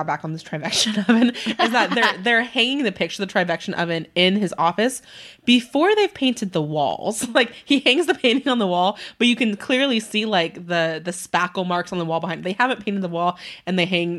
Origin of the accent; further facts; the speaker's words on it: Southern California, United States; I'm from Southern California.